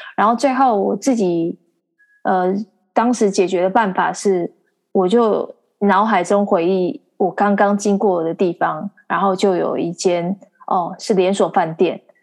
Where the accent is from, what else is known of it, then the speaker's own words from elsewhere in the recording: Xihu, Changhua County, Taiwan; 我的老家西湖，然后还有附近的浦岩啊、浦新啊这些地方